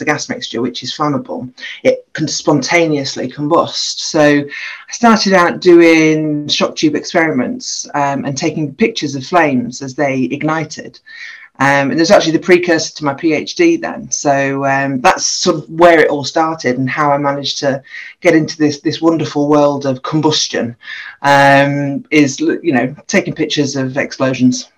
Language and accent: English; Grimsby, Yorkshire and the Humber, United Kingdom; moved away as an adult; also born or lived in Aberystwyth / Loughborough; was born and bred in Grimsby, so I'm a girl from Grimsby